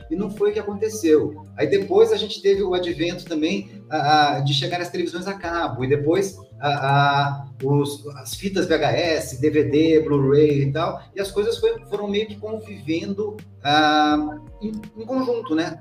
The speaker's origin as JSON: {"language": "Portuguese", "town": "Guaratinguetá", "region": "São Paulo", "country": "Brazil", "tie": "born or raised there", "moved": "yes", "lives_now": "São Paulo, Brazil", "said": "eu sou lá de Guaratinguetá"}